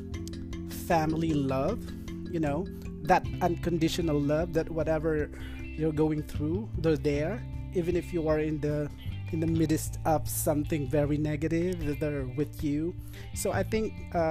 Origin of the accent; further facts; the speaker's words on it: Philippines; I am Filipino